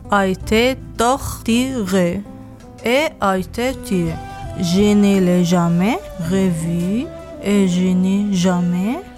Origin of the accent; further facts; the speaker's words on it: Damascus, Damascus Governorate, Syria; moved away; je suis Soriane de Damas.